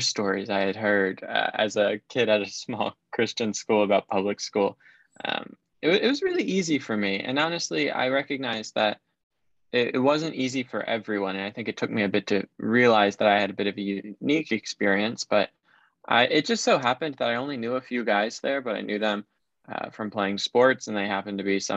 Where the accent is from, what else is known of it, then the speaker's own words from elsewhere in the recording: Maryland, United States; I grew up in Maryland, okay. So kind of DC suburbs